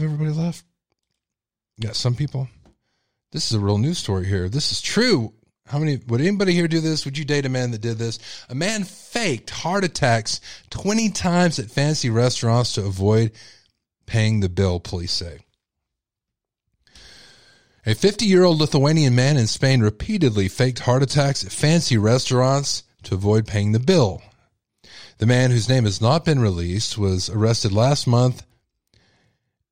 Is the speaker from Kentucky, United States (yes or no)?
no; Texas, United States; I'm a Texan and we love our catfish. Okay. It's like a delicacy like you wouldn't believe here